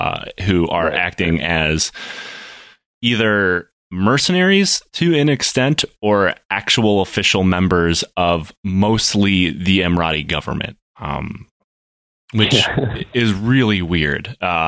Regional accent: Michigan, United States; now in Pacific Northwest, United States; I grew up in Michigan

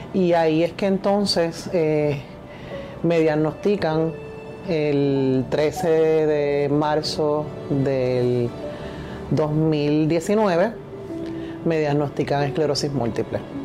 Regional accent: Carolina, Puerto Rico; also born or lived in Lares, Puerto Rico; soy natural de Lares, de Castañer, eh, pero me crié toda mi vida en Carolina

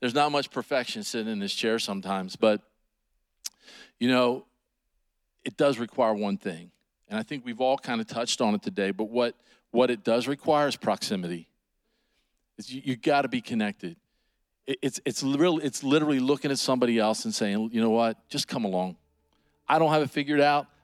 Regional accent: United States; I grew up right here in Washington County. This is home

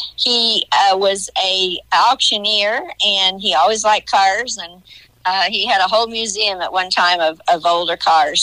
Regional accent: Johnson City, Illinois, United States; also born or lived in West Frankfort, Illinois; Being from West Frankfort, I grew up in Johnson City

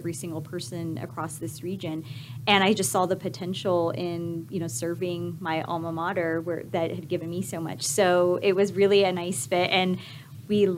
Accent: California, United States; also born or lived in Lubbock, Texas; now in El Paso, United States; I grew up in California in a close-knit family, Hispanic family

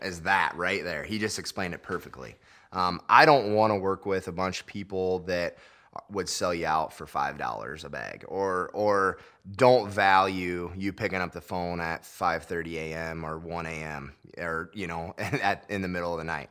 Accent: Lakeview, Iowa, United States; come back to my home area in Lakeview

